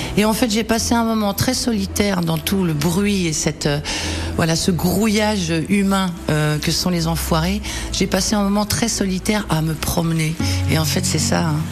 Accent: Paris, Île-de-France, France; quand on est parisien

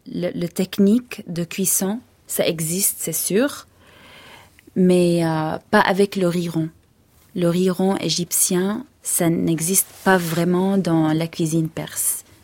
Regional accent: Hebron, Hebron Governorate, Palestine; surtout dans le sud de la Palestine, moi je viens d'Hébron, du sud de, la Palestine. À Hébron, on mange beaucoup de viande

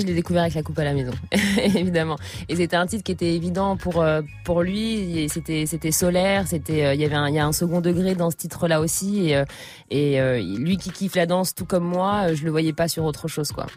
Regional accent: Trappes, Île-de-France, France; now in Paris, France; j'ai, grandi dans les Yvelines à Trappe. Enfin, je suis, née à trappe et j'ai grandi un peu, un peu partout euh, dans les Yvelines. Et je suis parisienne depuis mes 18 ans.

